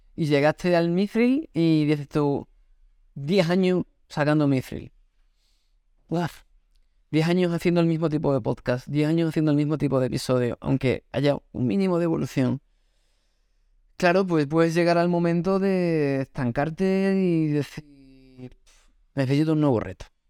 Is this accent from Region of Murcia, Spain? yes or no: no; Extremadura, Spain; Yo soy de Extremadura